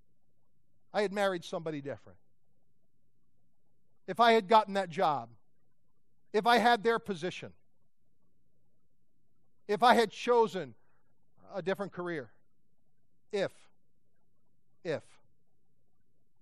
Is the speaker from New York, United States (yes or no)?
no; Pennsylvania, United States; I grew up in Pennsylvania with a floodlight looking for deer